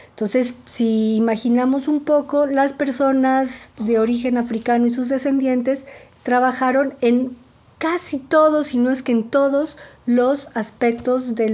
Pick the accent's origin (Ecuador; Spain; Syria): Ecuador; now in Mexico; eh, soy mexicana y ecuatoriana, nací en Ecuador y vivo en México desde hace mucho tiempo